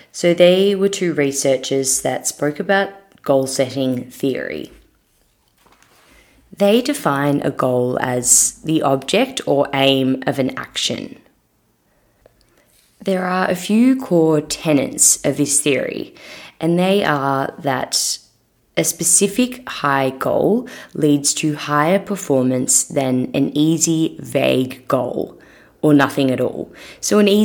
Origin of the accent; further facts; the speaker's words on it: Melbourne, Victoria, Australia; also born or lived in Sydney; I moved back from Sydney to Melbourne and I was just a bit lost. I left a job that I really did love, to be honest, in Sydney, but I just needed to come home for a bit